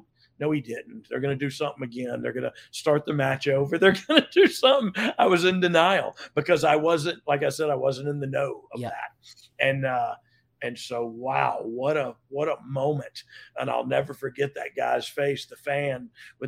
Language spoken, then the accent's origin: English; Pensacola, Florida, United States; I'm from Pensacola